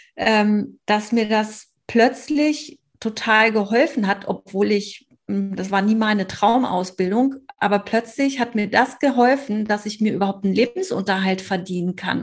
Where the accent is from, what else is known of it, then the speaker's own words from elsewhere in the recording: Hamburg, Germany; komme aus Hamburg